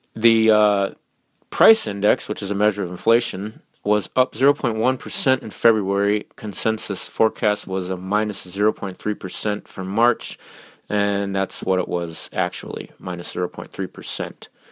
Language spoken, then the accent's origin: English; Minnesota, United States; I'm from Minnesota